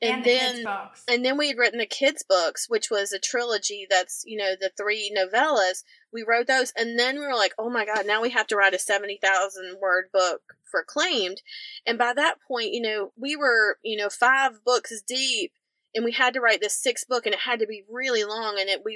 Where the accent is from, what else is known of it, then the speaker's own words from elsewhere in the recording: the Carolinas, United States; we're both from the Carolinas